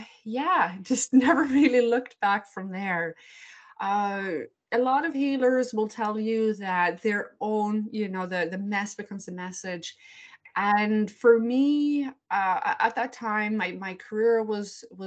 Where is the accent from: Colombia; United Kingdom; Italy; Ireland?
Ireland; now in Cleveland, United States; although I live in Cleveland, Ohio, I'm from Ireland. So I grew up in that very Catholic household, very Catholic culture